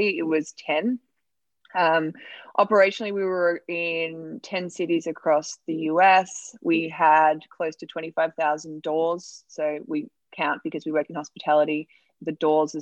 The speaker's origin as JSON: {"language": "English", "country": "Australia", "moved": "as an adult", "lives_now": "United States", "said": "I'm from Australia and I was working in the rideshare industry"}